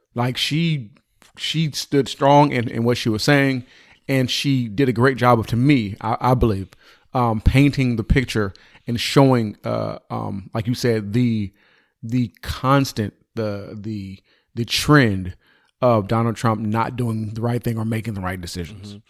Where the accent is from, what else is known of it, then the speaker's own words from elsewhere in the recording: United States; I'm an American.